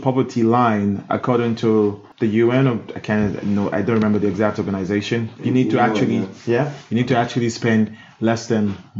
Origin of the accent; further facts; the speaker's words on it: Edo, Nigeria; From Edo State.